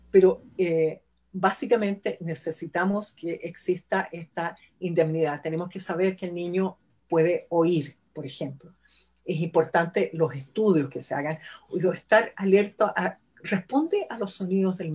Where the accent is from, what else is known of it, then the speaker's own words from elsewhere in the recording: Chile; somos chilenos, así que es .cl.